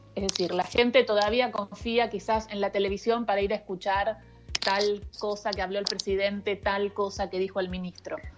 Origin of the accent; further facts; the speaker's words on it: Río Gallegos, Santa Cruz, Argentina; also born or lived in Rosario; now in Buenos Aires, Argentina; yo me crié, yo nací en Rosario, y mis viejos eh, militaban, era el año 77, un momento muy difícil en la Argentina, y entonces eh, se hicieron como el exilio interno y, me crié en Río Gallegos